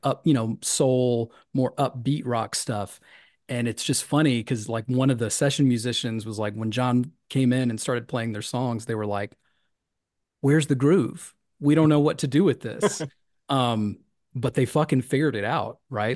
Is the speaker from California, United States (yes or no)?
no; Tennessee, United States; Tennessee, my home state